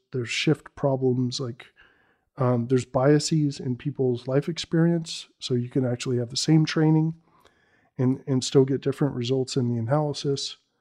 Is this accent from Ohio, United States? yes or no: no; Bay Area, California, United States; I'm born and raised in the Bay Area